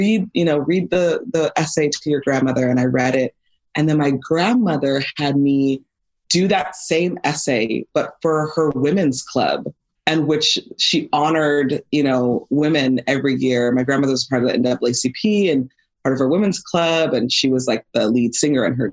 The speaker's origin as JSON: {"language": "English", "town": "Los Angeles", "region": "California", "country": "United States", "tie": "born or raised there", "said": "life growing up in Van Nuys."}